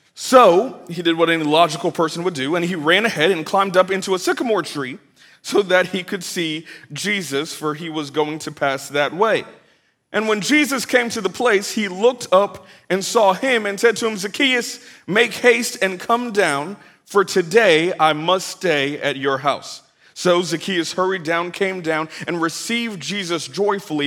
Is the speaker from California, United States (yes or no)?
yes; Bay Area, California, United States; now in Atlanta, United States; I'm originally from the Bay Area, California, 510, hyphy